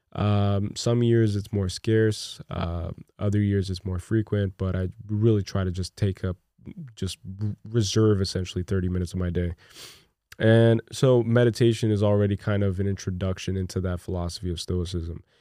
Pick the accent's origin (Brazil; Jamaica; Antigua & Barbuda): Brazil; moved away; I'm from Brazil, by the way. I was born in Brazil.